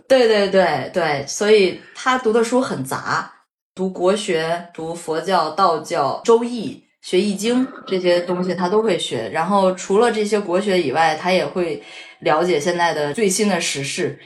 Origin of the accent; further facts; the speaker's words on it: Shandong, China; moved away; 我说我是山东人